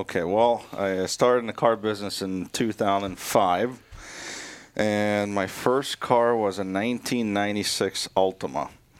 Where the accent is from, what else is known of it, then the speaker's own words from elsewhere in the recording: Beirut, Beirut Governorate, Lebanon; English is a second language; now in Minnesota, United States; Lebanon is more like a California weather kind of thing, and I grew up in Beirut